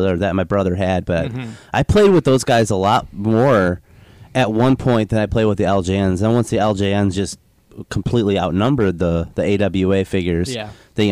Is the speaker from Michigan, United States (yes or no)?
yes; Riverview, Michigan, United States; also born or lived in Southgate, Michigan; the house I grew up in Riverview, Michigan